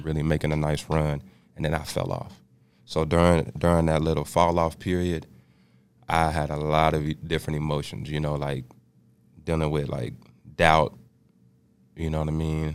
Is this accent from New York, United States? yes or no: no; Austin, Texas, United States; moved away as an adult; also born or lived in Canyon, Texas / Dallas, Texas; Austin, Texas, capital city. Uh, grew up in Austin.